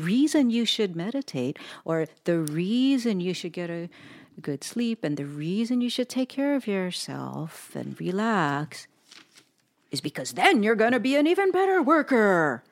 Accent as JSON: {"language": "English", "country": "United States", "tie": "born or raised there", "said": "grew up in the United States of America"}